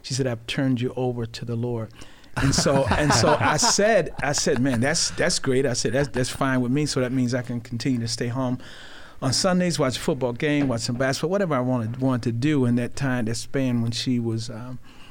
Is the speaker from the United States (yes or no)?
yes; Rochester, New York, United States; I grew up in Rochester. I am a Rochesterian.